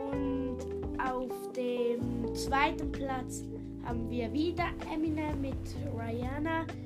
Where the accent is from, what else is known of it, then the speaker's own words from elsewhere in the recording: Italy; ich bin Italiener.